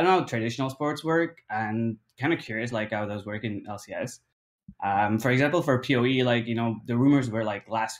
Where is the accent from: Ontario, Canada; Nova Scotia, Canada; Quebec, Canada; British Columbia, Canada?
Quebec, Canada; I'm from Quebec, Canada